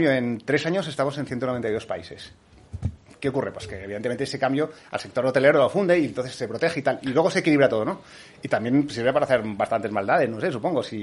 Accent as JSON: {"language": "Spanish", "country": "Argentina", "moved": "yes", "lives_now": "Spain", "said": "yo cuando salí de Argentina, eh, pues llegué con billetes de un peso y salí billetes con de 100.000 pesos."}